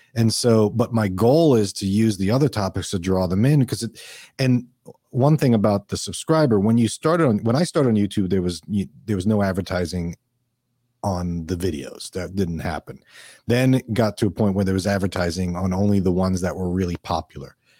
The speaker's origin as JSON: {"language": "English", "region": "New York", "country": "United States", "tie": "born or raised there", "also_born_or_lived": "Minnesota", "moved": "yes", "lives_now": "Florida, United States", "said": "I grew up in New York. I did live in Minnesota"}